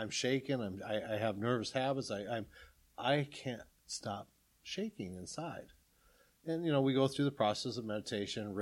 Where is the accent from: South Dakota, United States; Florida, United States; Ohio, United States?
South Dakota, United States; I'm from South Dakota.